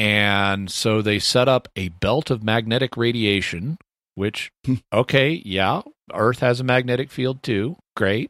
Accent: United States; also born or lived in Texas / Arkansas; I'm from Texas and Arkansas

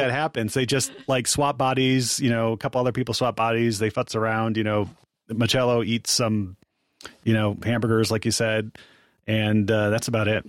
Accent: Ann Arbor, Michigan, United States; I grew up in Ann Arbor

